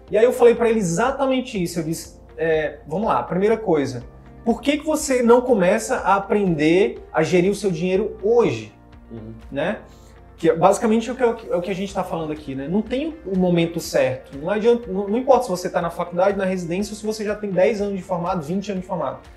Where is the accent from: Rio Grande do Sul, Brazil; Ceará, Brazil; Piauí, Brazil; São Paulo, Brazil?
Piauí, Brazil; moved away as an adult; now in Manaus, Brazil; Eu, eu vim do Piauí para Manaus fazer faculdade.